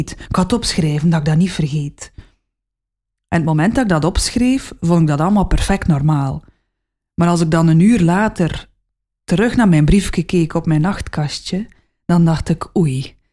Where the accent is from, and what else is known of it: West Flanders, Belgium; accent: West Flemish